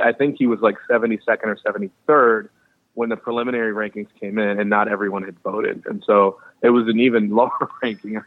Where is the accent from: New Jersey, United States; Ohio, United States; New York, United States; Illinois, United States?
Illinois, United States; Chicago; I'm from Chicago